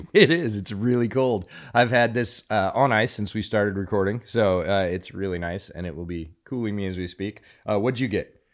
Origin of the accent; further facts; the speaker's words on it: Pennsylvania, United States; now in Texas, United States; I grew up around Pennsylvania high school football